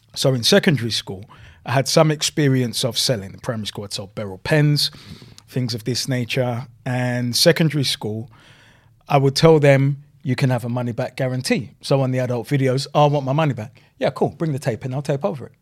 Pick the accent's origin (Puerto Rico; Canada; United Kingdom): United Kingdom; London; also born or lived in Kennington, London; we moved from New Cross to my grandparents' house